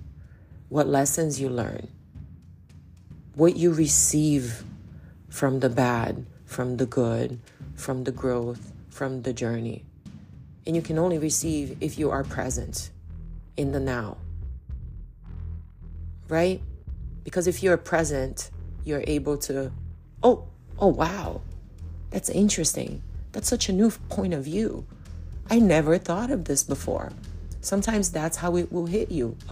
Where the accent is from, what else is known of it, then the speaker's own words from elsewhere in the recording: Belém, Pará, Brazil; moved away; also born or lived in Manaus, Brazil; I'm from Belém do Pará in Brazil, which is right smack, like stuck to the Amazon. And a lot of my family is in Manaus, which is in the Amazon. So I grew up there.